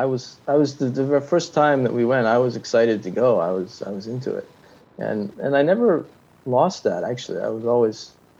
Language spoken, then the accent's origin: English; Nepal; And I suppose being white and growing up in Nepal in the 70s, the benefits of the British Empire extended to us, I think.